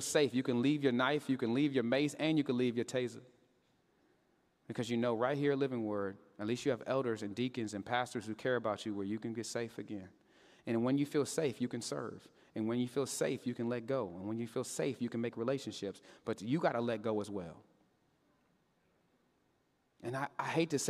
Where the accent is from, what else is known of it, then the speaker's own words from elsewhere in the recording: Katy, Texas, United States; I grew up in Katy, Texas